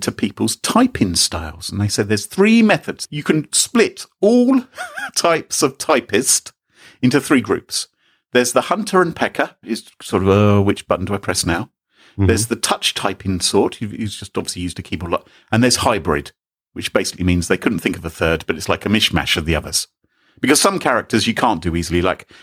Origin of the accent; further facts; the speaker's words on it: England, United Kingdom; I'm English